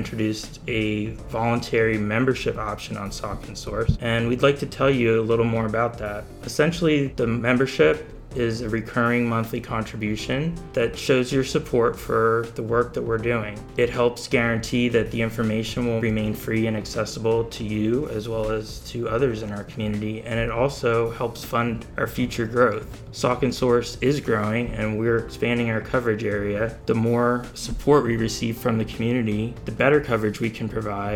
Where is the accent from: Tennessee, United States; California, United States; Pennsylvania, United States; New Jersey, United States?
Pennsylvania, United States; Bethlehem; growing up in Bethlehem